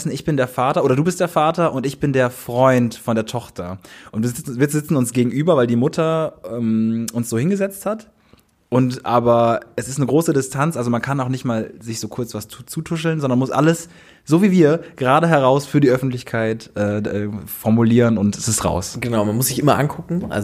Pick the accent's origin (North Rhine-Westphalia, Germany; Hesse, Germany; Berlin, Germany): North Rhine-Westphalia, Germany; Bonn; moved away as an adult; now in Cologne, Germany; also wir kommen ja aus Bonn